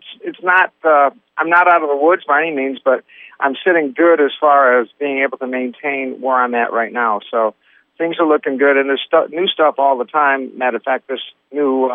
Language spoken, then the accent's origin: English; Wyoming, Michigan, United States; I grew up in a small suburb just outside of Grand Rapids, mm-hmm. Wyoming, Michigan